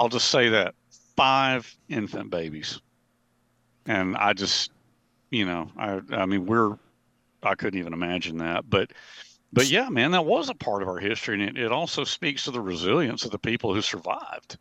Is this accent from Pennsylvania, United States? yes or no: no; Montevallo, Alabama, United States; I worked for the city of Montevallo during the summers, okay? Uh, when I was home from Auburn University during the summers